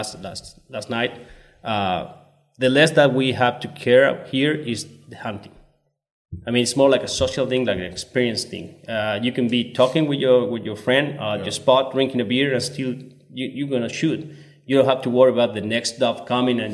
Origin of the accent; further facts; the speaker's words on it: Córdoba, Argentina; born and raised in Cordoba